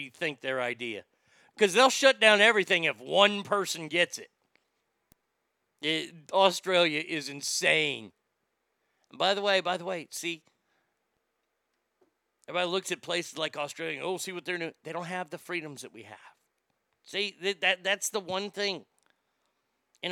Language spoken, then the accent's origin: English; Texas, United States; I am from Texas